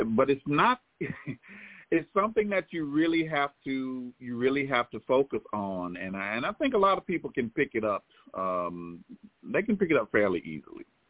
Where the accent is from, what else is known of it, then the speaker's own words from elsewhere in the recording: Clinton, South Carolina, United States; also born or lived in Winston-Salem, North Carolina; I was born in Clinton, South Carolina